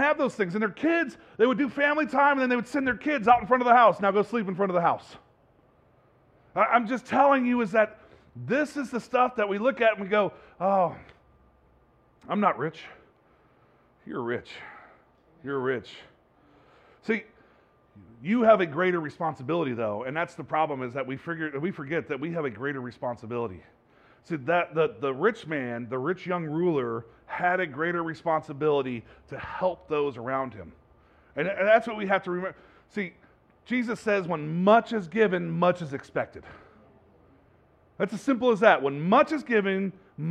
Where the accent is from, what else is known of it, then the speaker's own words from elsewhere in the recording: Bay Area, California, United States; I grew up in the Bay Area.